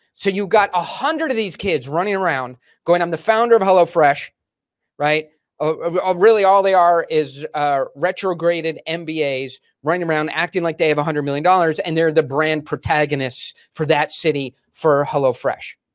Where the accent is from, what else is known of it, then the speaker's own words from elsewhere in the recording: Delaware, United States; we grew up in Delaware